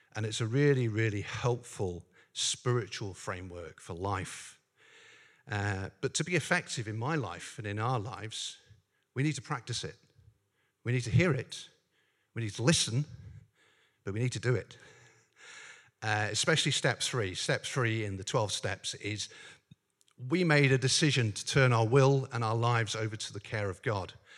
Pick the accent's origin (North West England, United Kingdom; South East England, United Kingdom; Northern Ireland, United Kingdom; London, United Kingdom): Northern Ireland, United Kingdom; I grew up in Northern Ireland.